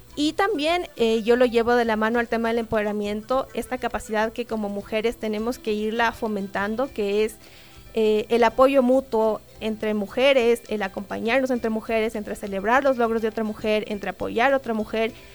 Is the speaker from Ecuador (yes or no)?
yes; Ecuador; nosotros ecuatorianos